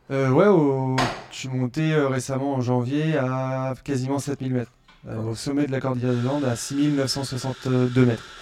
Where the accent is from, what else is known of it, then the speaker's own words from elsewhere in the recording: Orléans, Centre-Val de Loire, France; je suis d'Orléans